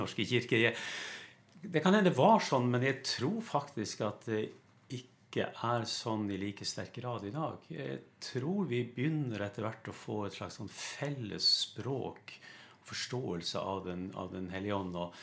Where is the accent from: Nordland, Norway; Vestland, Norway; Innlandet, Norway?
Nordland, Norway; Lofoten; moved away; jeg kommer opprinnelig fra Lofoten. Det hører du på dialekta mi